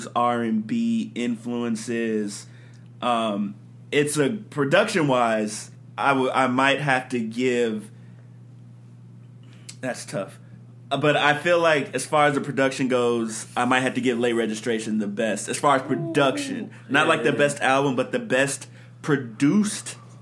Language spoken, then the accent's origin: English; Chicago, Illinois, United States; I'm from Chicago